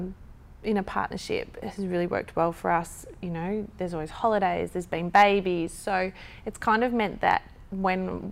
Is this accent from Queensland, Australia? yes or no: yes; Gold Coast, Queensland, Australia; growing up on the Gold Coast